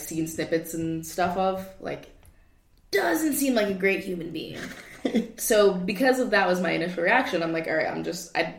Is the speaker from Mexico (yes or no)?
no; Kenya; now in Budapest, Hungary; I'm Kenyan.